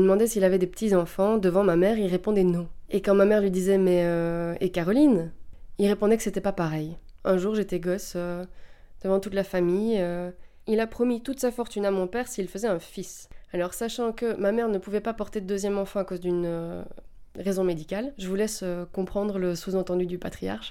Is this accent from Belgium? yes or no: yes; Belgium; je viens de Belgique